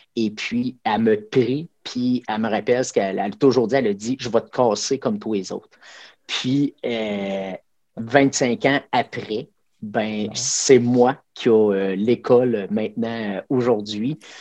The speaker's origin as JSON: {"language": "French", "area": "Abitibi-Témiscamingue", "region": "Quebec", "country": "Canada", "said": "je viens de l'Abitibi-Témiscamingue"}